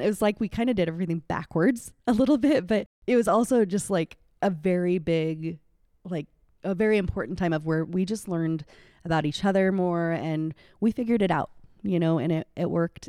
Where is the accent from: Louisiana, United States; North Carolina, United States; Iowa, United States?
Iowa, United States; Indianola; I grew up here in Indianola, out on R sixty-three Highway, born and raised